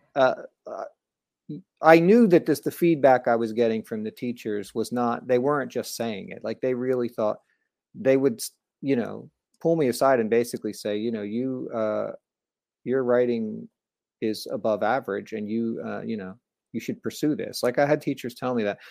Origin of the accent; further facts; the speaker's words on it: New Jersey, United States; moved away as an adult; also born or lived in Orlando, Florida; I grew up in New Jersey, pretty close to New York City